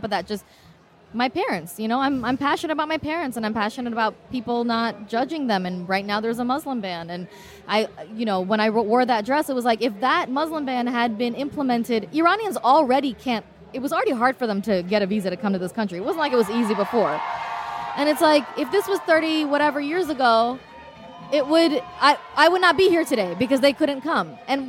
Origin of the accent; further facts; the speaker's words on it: Oakland, California, United States; I grew up in Oakland.